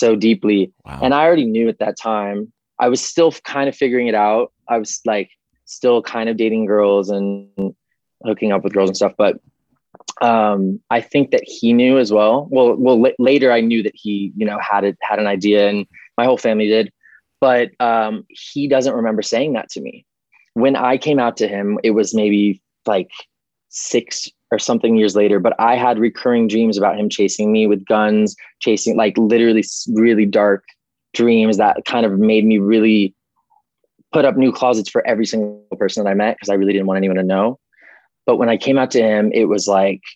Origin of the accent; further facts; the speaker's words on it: Calabasas, California, United States; I grew up in Calabasas